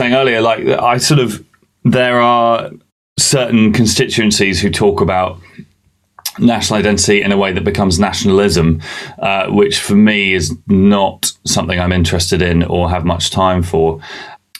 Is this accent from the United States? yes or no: no; England, United Kingdom; also born or lived in Bahrain; I wasn't born in England.